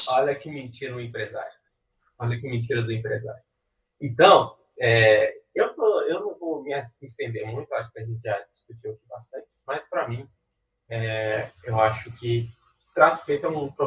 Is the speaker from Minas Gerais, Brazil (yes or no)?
yes; Belo Horizonte, Minas Gerais, Brazil; e a gente é de Belo Horizonte, não tem praia, então a gente usa daqui.